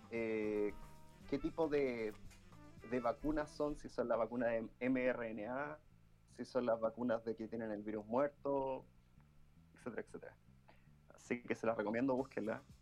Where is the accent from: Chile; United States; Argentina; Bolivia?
Chile; Santiago, Santiago Metropolitan Region; somos santiaguinos sorprendidos